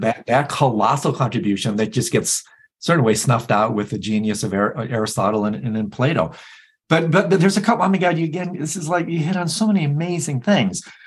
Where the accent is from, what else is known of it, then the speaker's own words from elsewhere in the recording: Michigan, United States; I'm from Michigan